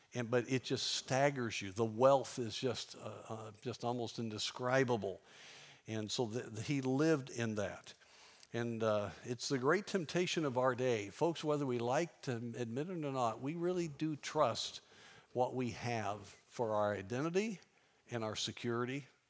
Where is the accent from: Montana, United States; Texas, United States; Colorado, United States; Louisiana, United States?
Colorado, United States; Durango; I grew up in Durango, Colorado